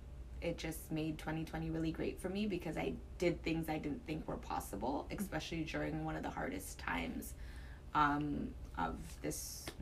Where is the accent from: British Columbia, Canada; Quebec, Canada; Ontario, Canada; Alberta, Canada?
Ontario, Canada; Toronto; I grew up in Galloway. Okay. In Scarborough.